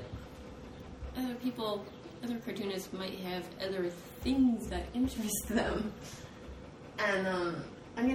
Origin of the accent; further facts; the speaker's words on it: California, United States; I come from California